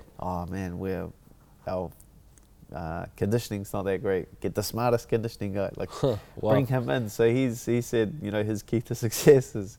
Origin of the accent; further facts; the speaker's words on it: Auckland, New Zealand; my hometown, my home country